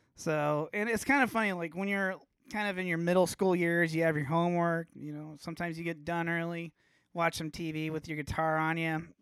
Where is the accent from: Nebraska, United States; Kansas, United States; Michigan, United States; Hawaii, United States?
Nebraska, United States; Omaha; growing up in Omaha